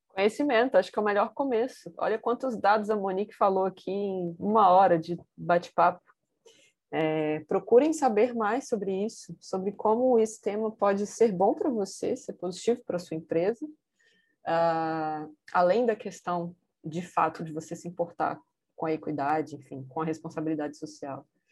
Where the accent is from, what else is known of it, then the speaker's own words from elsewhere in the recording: Vitória, Espírito Santo, Brazil; moved away as an adult; also born or lived in Rio de Janeiro; Eu saí do Rio de Janeiro, voltei para minha cidade, que é Vitória, no Espírito Santo